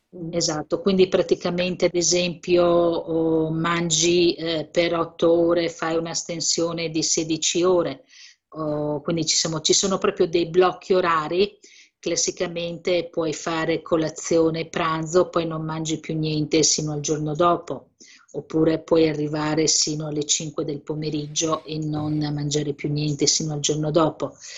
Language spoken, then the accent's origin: Italian; Emilia-Romagna, Italy; io sono emiliana di origine